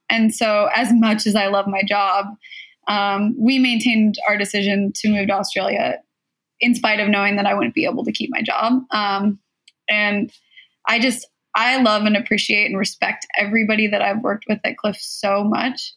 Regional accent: Southern California, United States; I was born and raised in Southern California

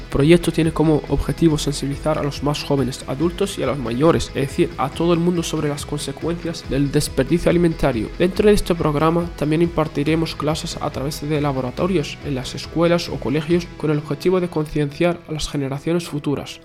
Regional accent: Spain; moved away as an adult; now in Belluno, Italy; Soy español y actualmente me encuentro realizando un voluntariado del Cuerpo Europeo de Solidaridad a través de la Asociación Comitato de Intesa de Beluno

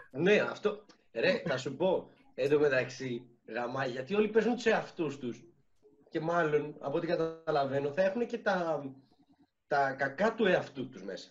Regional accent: Syros, South Aegean, Greece; moved away; είμαι από τη Σύρο

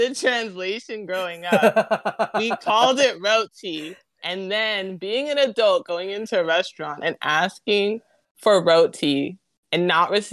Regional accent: Southern California, United States; I was born and raised in SoCal

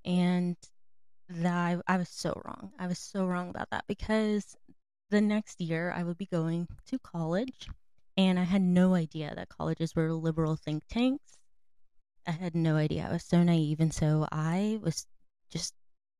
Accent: North Carolina, United States; I'm from North Carolina.

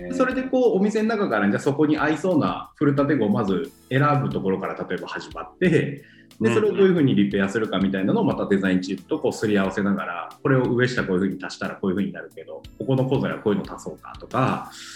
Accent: Iwate, Japan; moved away; もともと僕地元が岩手県で

